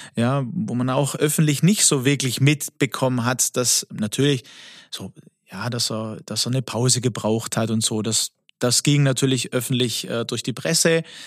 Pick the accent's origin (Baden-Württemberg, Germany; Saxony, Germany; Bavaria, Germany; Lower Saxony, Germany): Baden-Württemberg, Germany; Swabia; accent: Swabian; ich bin ja der griechische Schwabe